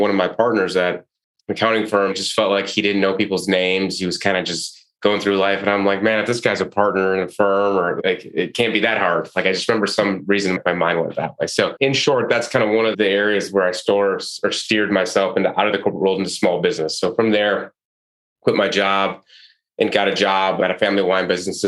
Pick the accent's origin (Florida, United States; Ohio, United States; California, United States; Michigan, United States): Michigan, United States; moved away as an adult; also born or lived in Detroit / Chicago; from a small town and did the college accounting route and got a big job at the big accounting firms. Worked at PricewaterhouseCoopers, and I'm from Michigan